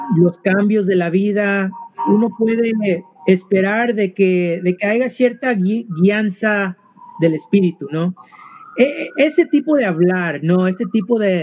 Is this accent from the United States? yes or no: yes; California, United States; also born or lived in Mexico (parents); now in Boston, United States; somos originalmente de ah, el estado de California